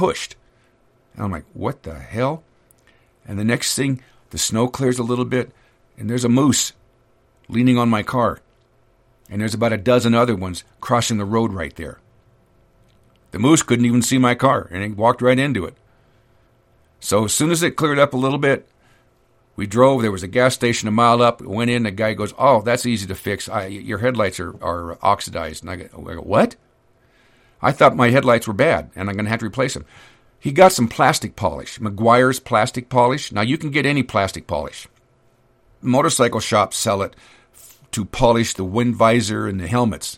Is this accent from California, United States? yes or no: yes; California, United States; moved away as an adult; also born or lived in Sacramento; now in North Idaho, United States; I'm an idiot from California